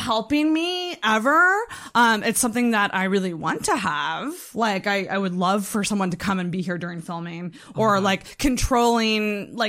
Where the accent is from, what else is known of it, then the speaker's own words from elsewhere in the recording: Antigonish, Nova Scotia, Canada; I'm from Antigonish.